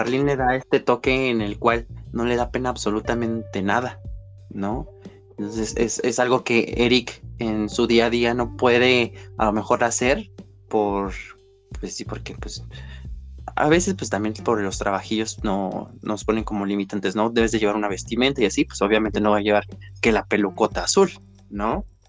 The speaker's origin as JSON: {"language": "Spanish", "country": "Mexico", "said": "soy una drag queen mexicana"}